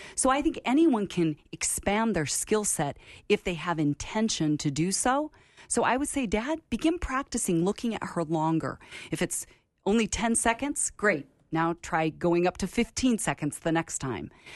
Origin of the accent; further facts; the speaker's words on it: Portland, Oregon, United States; also born or lived in San Francisco Bay Area, California; when I was ten years old, we moved from California Bay Area to Portland, Oregon, where my dad went to seminary